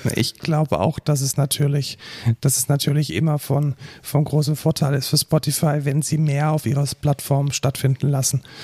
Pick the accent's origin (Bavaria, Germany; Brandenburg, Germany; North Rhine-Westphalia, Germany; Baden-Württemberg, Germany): Bavaria, Germany; near Munich; Also ich bin ja aus der Nähe von München